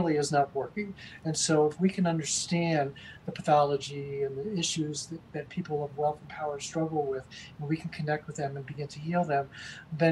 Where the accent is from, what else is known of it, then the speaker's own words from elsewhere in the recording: United States; also born or lived in Amsterdam; as a white privileged male growing up in America